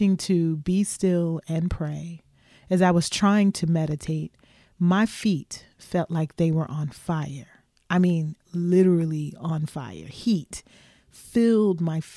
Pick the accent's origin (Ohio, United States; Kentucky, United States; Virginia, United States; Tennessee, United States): Kentucky, United States; Louisville; my hometown of Louisville, Kentucky